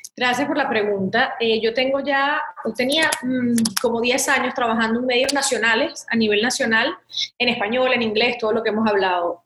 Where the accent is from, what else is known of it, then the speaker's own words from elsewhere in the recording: Venezuela; moved away as an adult; also born or lived in Miami, United States; now in United States; estudié comunicación social en Venezuela, en la universidad, porque creía mucho en seguir formándome en mi país